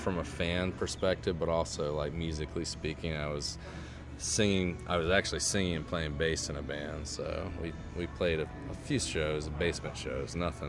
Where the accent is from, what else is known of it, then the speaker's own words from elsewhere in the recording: Waynesboro, Virginia, United States; This is in Waynesboro, Virginia, so that's where I grew up. Yeah, so I grew up in Waynesboro, Virginia